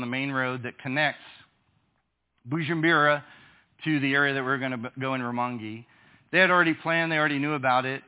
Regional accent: United States; I am from the United States.

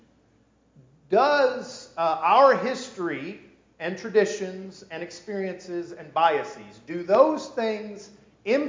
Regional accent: United States; I grew up in America

